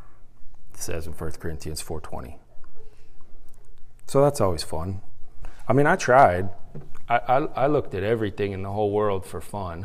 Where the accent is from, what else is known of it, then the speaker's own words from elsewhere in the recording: Utah, United States; also born or lived in California / San Diego, California; now in Carrollton, United States; At the age of 10, we moved from California to Utah.